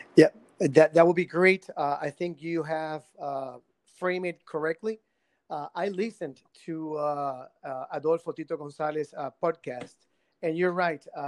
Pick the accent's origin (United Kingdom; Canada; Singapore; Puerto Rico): Puerto Rico; Guayama; I come from Guayama. I, I was born uh, born and raised in Guayama.